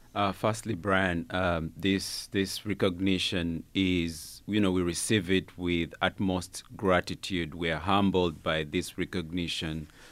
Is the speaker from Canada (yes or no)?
no; Uganda; moved away as an adult; now in United States; I was born and, and grew up in Uganda.